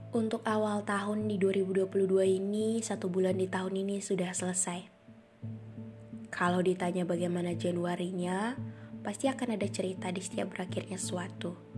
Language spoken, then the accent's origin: Indonesian; North Sumatra, Indonesia; moved away as an adult; now in Bali, Indonesia; aku dari Sumatera Utara kuliah di Bali